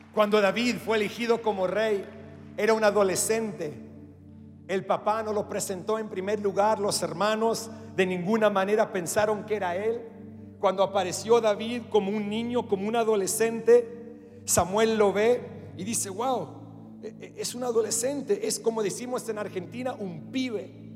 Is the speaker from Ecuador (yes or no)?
no; Australia; first language English; Spanish is a second language; moved away as an adult; also born or lived in Latin America; mi primer idioma es el inglés. Yo soy australiano. Sé que mis ojos azules y mi cabello rubio te comunica eso. Nacido en Australia